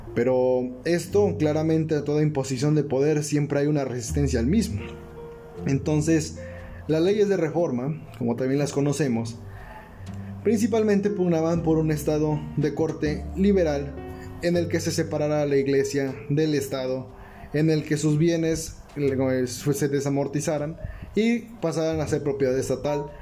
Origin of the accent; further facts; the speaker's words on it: Mexico; uno como mexicano